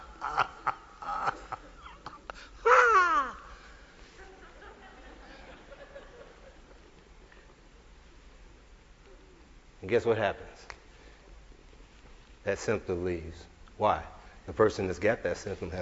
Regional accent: the Ozarks, United States; we're from the Ozarks

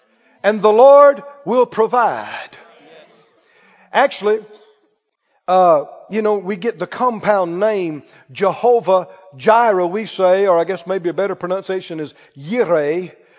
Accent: Mississippi, United States; I'm from Mississippi, okay?

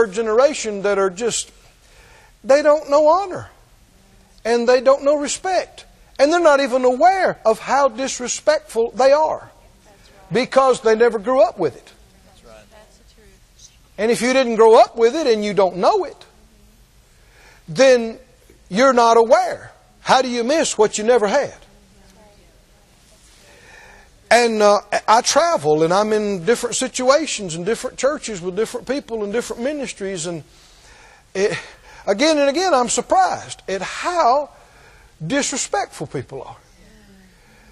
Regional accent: United States; we're American

